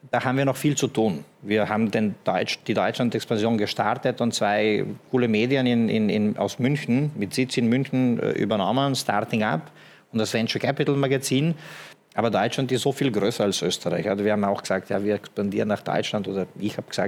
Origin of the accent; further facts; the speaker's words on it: Slovenia; Ich komme selber aus Slowenien, mein Papa aus Montenegro, bin im Ex-Jugoslawien da und dort gut vernetzt, sage ich mal.